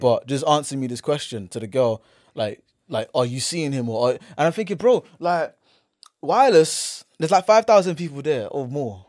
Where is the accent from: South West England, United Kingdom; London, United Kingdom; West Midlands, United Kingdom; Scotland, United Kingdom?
London, United Kingdom; Man's from here, London.